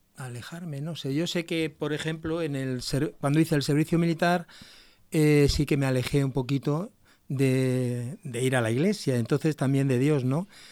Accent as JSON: {"language": "Spanish", "region": "Basque Country", "country": "Spain", "moved": "as an adult", "lives_now": "Murcia, Spain", "said": "Yo soy de aquí, del País Vasco"}